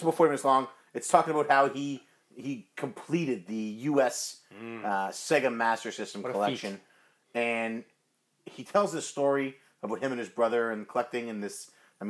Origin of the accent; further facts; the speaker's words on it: Canada; I'm Canadian.